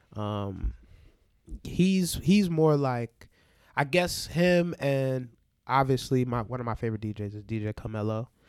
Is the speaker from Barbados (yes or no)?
yes; Barbados; moved away; also born or lived in New York; I'm from Barbados